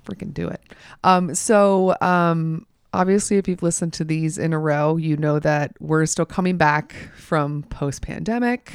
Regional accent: Georgia, United States; I'm from Georgia

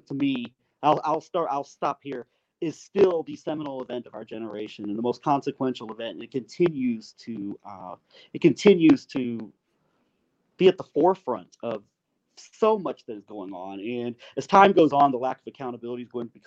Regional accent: United States; speaking as an American

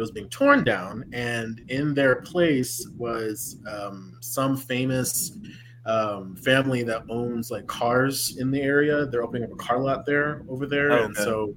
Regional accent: San Antonio, Texas, United States; my hometown of San Antonio

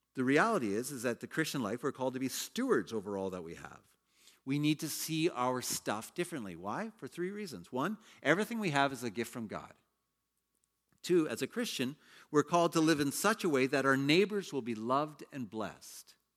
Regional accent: Canada; moved away as an adult; also born or lived in China; I was a Canadian working in China for a Hong Kong company

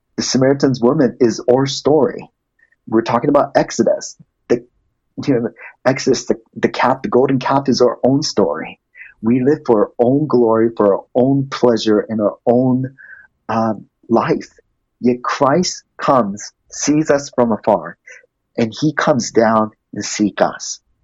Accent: Japan; also born or lived in Malaysia; now in United States; I grew up in Japan majority of my life.

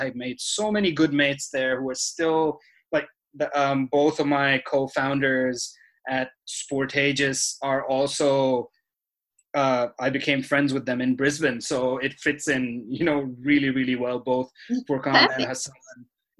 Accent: Dubai, United Arab Emirates; now in Australia; So I was born in Dubai, the United Arab Emirates. I think everyone knows Dubai now. They didn't necessarily when I first moved to Australia back in 2010, so 10 years ago.

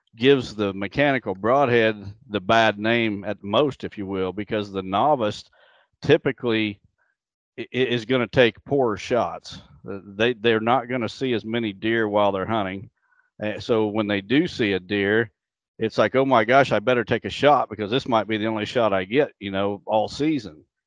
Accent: Illinois, United States; my home state of Illinois

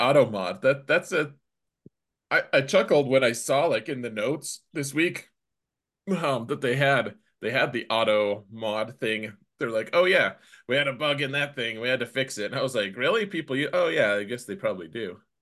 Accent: United States; an American

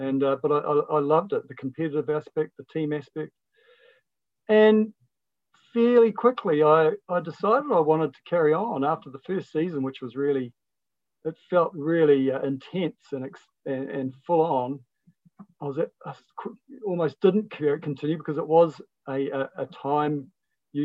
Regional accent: Whakatane, Bay of Plenty, New Zealand; I was raised in Whakatane

